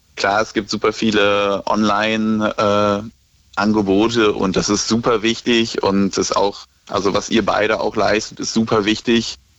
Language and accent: German; near Cologne, North Rhine-Westphalia, Germany; ich komme aus der Nähe von Köln